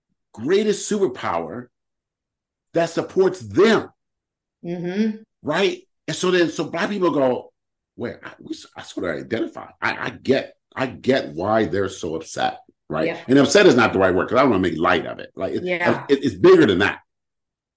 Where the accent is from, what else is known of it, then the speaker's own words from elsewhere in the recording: United States; as a Black man growing up in America